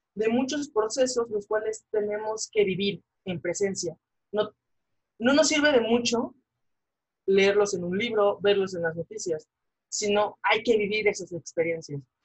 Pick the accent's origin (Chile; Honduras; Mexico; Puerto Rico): Mexico; en México y como sociedad mexicana